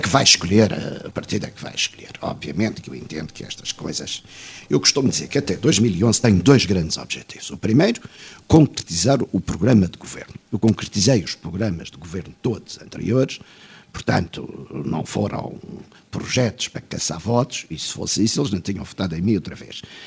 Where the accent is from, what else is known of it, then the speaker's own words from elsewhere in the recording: Portugal; eu sinto-me bem sendo português, tenho orgulho em ser português